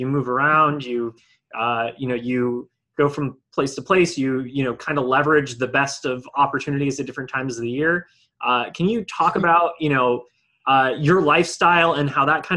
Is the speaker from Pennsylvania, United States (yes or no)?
no; Bay Area, California, United States; when I was a kid and when I was younger growing up in the Bay Area